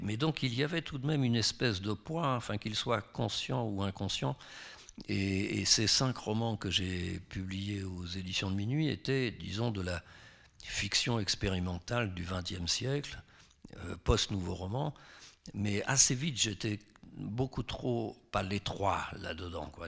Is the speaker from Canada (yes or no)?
no; France; je suis français